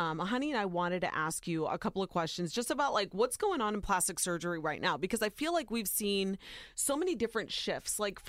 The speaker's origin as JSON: {"language": "English", "region": "Ohio", "country": "United States", "tie": "born or raised there", "said": "Soy Nicaragüense, but I was born and raised in Ohio."}